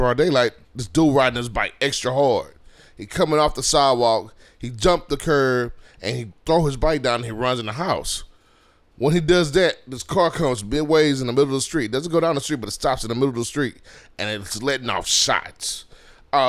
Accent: Houston, Texas, United States; me and D Rose, we're from Cashmere Garden

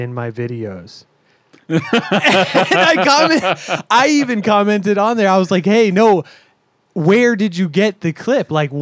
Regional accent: Virginia Beach, Virginia, United States; now in San Diego, United States; we are all from the Virginia area, United States, Virginia Beach.

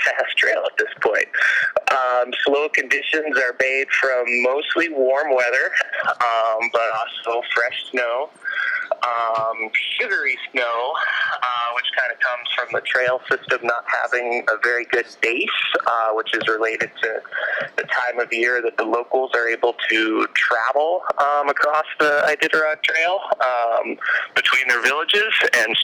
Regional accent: Alaska, United States; Growing up in Alaska the way I did, I left the state one time when I was 15

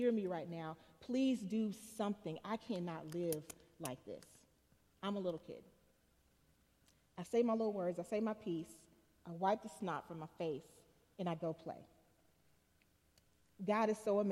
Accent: Chattanooga, Tennessee, United States; When I was a little girl, I remember, I'm from Chattanooga, as was said, come from a fairly poor family.

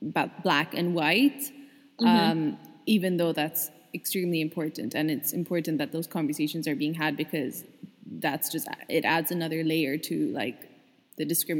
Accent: Dubai, United Arab Emirates; from my Colombian-ness or Pakistani-ness. The influences that I've had growing up in Dubai.

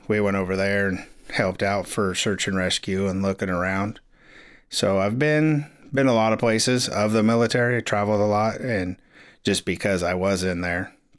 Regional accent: Crescent City, California, United States; also born or lived in Florida; I grew up here in Crescent City.

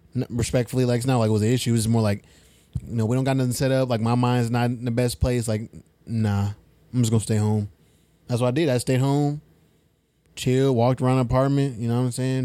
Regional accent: Fresno, California, United States; now in Sacramento, United States; I'm from Fresno

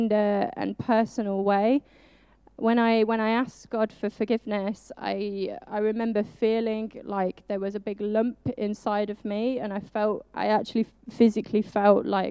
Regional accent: Birmingham, West Midlands, United Kingdom; moved away as an adult; now in Loughborough, United Kingdom; You might not tell from my accent, but sometimes it does come out. I am actually from the beautiful city that is Birmingham

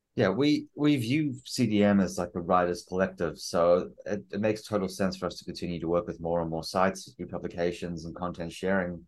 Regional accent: South Africa; I'm South African.

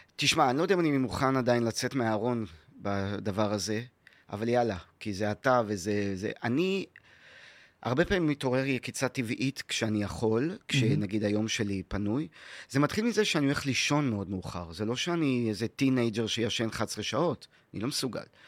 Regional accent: Haifa, Haifa District, Israel; also born or lived in New York / North Carolina; איפה שאני גדלתי, בכרמל בחיפה

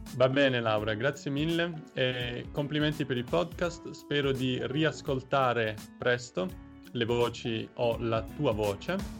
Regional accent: Taranto, Apulia, Italy; now in Osnabrück, Germany; sono nato in Puglia, a Taranto

